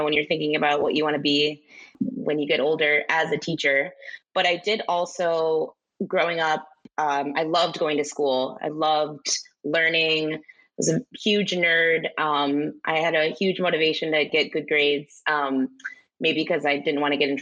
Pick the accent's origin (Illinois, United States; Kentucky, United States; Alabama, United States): Illinois, United States; Chicago; Growing up in Chicago, there's a huge Spanish-speaking community there